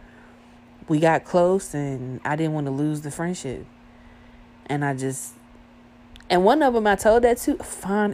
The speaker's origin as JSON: {"language": "English", "region": "the South", "country": "United States", "tie": "born or raised there", "said": "I was born and raised in the South, bro. Born and raised in the South"}